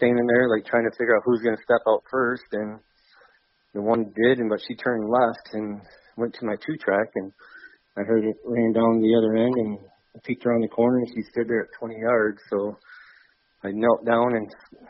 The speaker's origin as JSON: {"language": "English", "region": "Michigan", "country": "United States", "tie": "born or raised there", "said": "I grew up in Oswego, Michigan"}